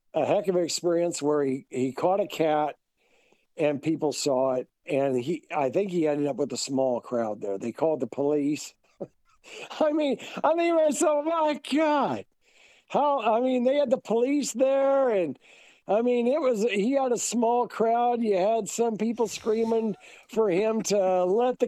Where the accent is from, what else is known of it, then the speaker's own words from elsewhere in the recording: Brown County, Illinois, United States; now in Kansas, United States; Where I grew up at in Brown County, Illinois, our school's called the Hornets.